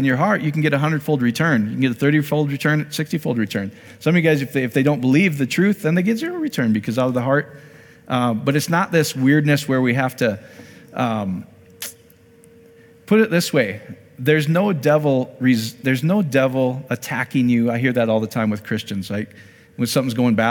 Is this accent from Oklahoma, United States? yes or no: no; Iowa, United States; I'm from Iowa